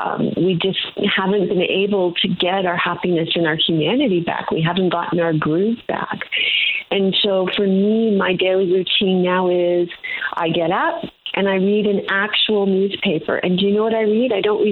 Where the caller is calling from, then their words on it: Toronto, Ontario, Canada; I am in Toronto, and I can't wait for you to come down and visit